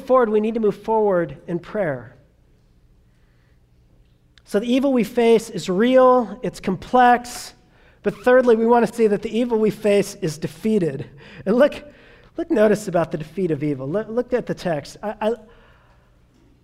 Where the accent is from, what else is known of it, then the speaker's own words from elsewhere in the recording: Southern California, United States; I grew up in Southern California, and so therefore I grew up as a child of the 80s